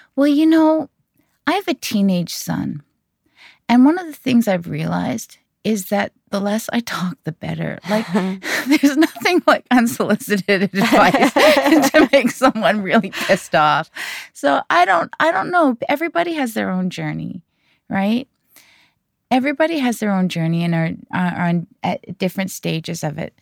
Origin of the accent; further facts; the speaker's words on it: Canada; I'm not Korean. I am Canadian, but I'm Korean Canadian